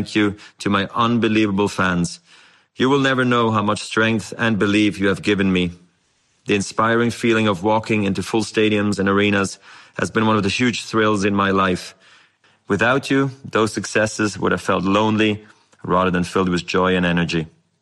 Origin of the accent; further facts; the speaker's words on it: Basel, Basel-Stadt, Switzerland; I was a ball kid in my hometown of Basel.